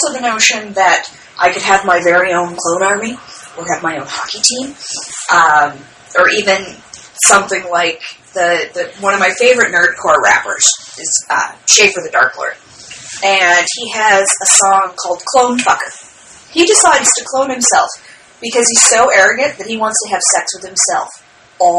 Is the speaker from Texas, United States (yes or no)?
no; Michigan, United States; I'm from Michigan.